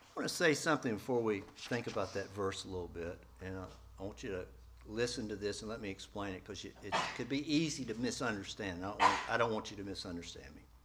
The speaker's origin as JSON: {"language": "English", "town": "East Point", "region": "Georgia", "country": "United States", "tie": "born or raised there", "also_born_or_lived": "Atlanta, Georgia / central Nebraska", "moved": "yes", "said": "I was born in downtown Atlanta, Georgia Baptist Hospital, raised in East Point"}